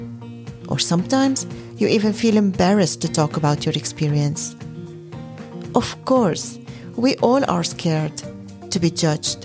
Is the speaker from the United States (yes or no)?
no; Lebanon; now in Netherlands; Growing up in Lebanon